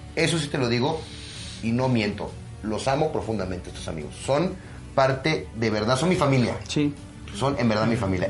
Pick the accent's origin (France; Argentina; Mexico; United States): Mexico; soy orgullosamente mexicano